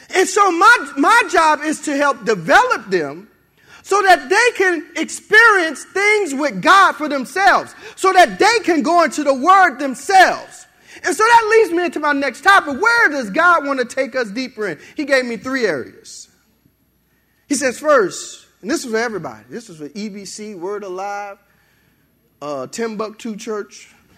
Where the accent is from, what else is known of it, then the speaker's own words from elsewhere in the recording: New Orleans, Louisiana, United States; moved away as an adult; also born or lived in Benton, Louisiana; I was born and raised in New Orleans.